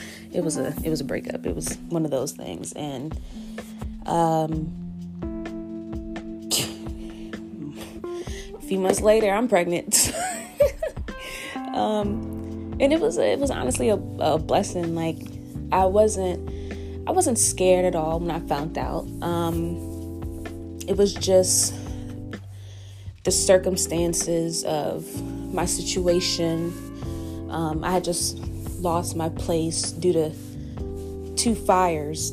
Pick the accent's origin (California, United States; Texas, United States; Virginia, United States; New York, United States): Virginia, United States; Richmond; moved away as an adult; also born or lived in Augusta, Georgia; my home state, Richmond, Virginia